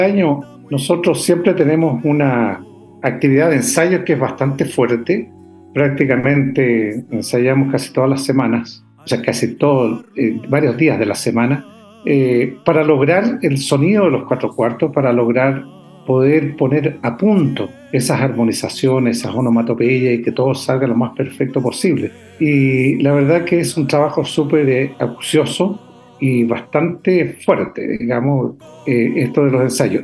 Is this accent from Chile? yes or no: yes; San Vicente de Tagua Tagua, O'Higgins, Chile; el campo donde yo nací, donde me crié, es San Vicente de Aguatagua